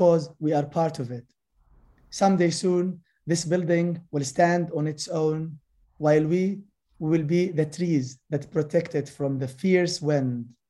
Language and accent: English; Gaza, Gaza Strip, Palestine; also born or lived in Jaffa; I'm from Gaza, leaving Gaza is nearly impossible